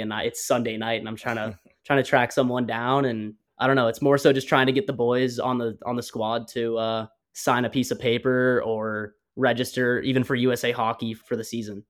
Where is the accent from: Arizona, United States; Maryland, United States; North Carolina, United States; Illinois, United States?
Arizona, United States; Phoenix; Growing up in Phoenix, Scottsdale area, I pretty much played all over the all over the valley